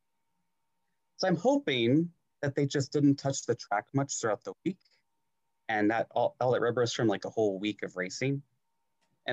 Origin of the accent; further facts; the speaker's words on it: Iowa, United States; Iowa. There are no asphalt tracks where I grew up.